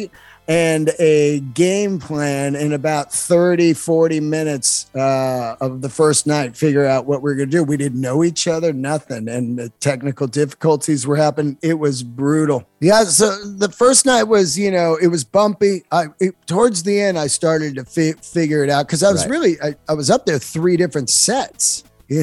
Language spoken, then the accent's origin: English; Bay Area, California, United States; now in Los Angeles, United States; I grew up in the Bay Area